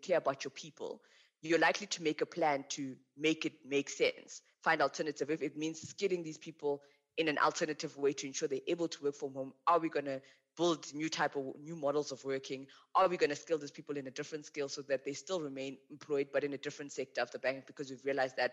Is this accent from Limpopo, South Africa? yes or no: yes; Limpopo, South Africa; also born or lived in Western Cape; now in Johannesburg, South Africa; I really enjoyed growing up in Limpopo